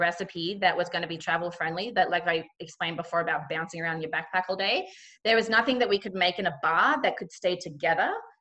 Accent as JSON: {"language": "English", "town": "Cairns", "region": "Queensland", "country": "Australia", "tie": "born or raised there", "said": "where I grew up in Cairns, just kind of north of Cairns, it's a really big macadamia growing region."}